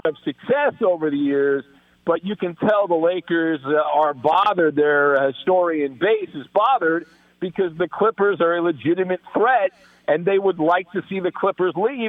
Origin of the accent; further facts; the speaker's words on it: Southern California, United States; I grew up in Southern California